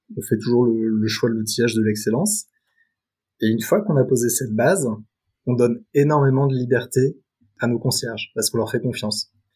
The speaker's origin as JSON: {"language": "French", "area": "Paris suburbs", "region": "Île-de-France", "country": "France", "tie": "born or raised there", "also_born_or_lived": "New York", "said": "j'ai grandi en banlieue parisienne"}